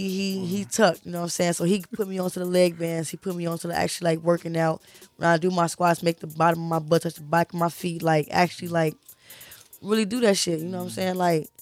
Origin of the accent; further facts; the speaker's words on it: Maywood, Illinois, United States; I grew up in Maywood.